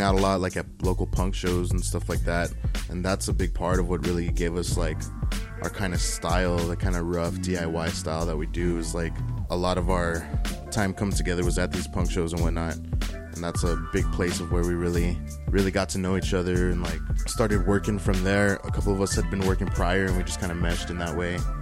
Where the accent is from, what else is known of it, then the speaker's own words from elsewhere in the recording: El Paso, Texas, United States; growing up in Central